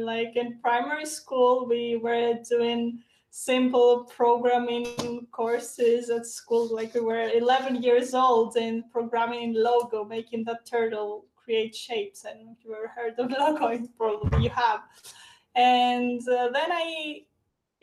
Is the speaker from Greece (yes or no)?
yes; Greece; I'm from Greece. I live in Athens.